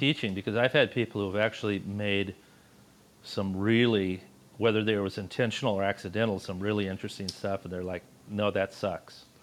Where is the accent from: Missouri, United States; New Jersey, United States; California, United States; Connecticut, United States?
California, United States; Los Angeles; moved away; I grew up in Los Angeles.